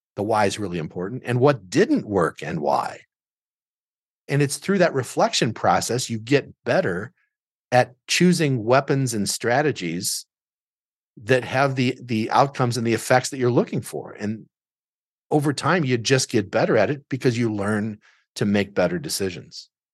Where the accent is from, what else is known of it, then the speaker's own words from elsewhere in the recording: Southern Illinois, United States; moved away as an adult; also born or lived in Chicago suburbs; now in Chicago, United States; I grew up in Southern Illinois